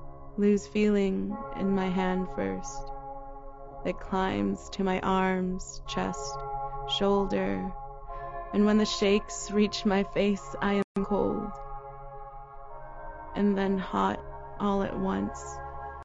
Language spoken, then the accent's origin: English; Daly City, California, United States; now in San Francisco, United States; I grew up in Daly City, California